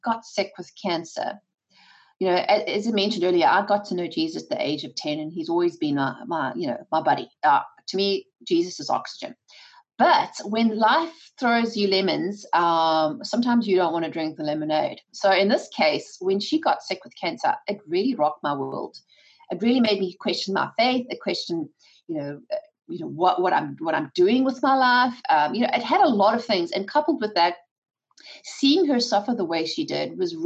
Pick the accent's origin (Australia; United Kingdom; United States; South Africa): South Africa; moved away; my husband and I come from South Africa, born and raised by that attitude